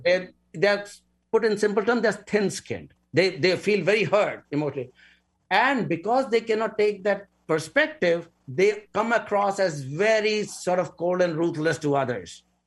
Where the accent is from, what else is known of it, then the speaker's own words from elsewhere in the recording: India; moved away; I come from India